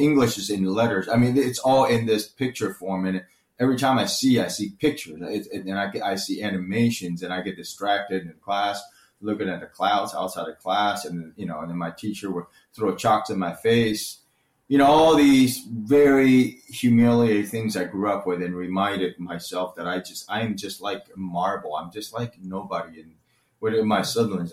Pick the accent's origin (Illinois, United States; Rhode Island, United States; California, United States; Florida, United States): Florida, United States; Orlando; English is a second language; also born or lived in Taiwan; in America, I grew up in Orlando